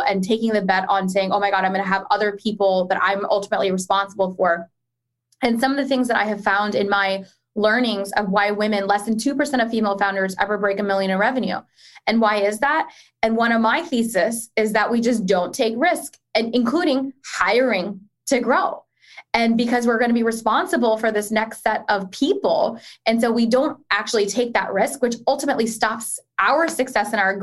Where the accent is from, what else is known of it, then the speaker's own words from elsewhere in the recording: Pakistan; as a Pakistani woman